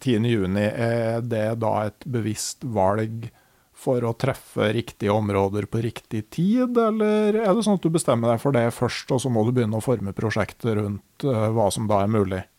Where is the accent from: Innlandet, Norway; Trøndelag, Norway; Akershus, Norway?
Innlandet, Norway; Gausdal; I hjembygda mi i Gausdal så var det jo helt vilt